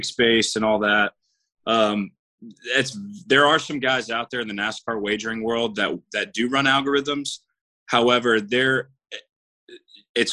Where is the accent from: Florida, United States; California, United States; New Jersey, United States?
Florida, United States; Jacksonville; born and raised in Jacksonville